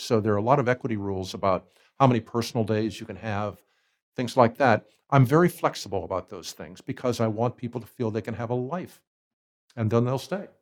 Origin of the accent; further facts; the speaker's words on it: Ohio, United States; moved away as an adult; also born or lived in Hawaii; I grew up in Ohio, and we were living in Cleveland at the time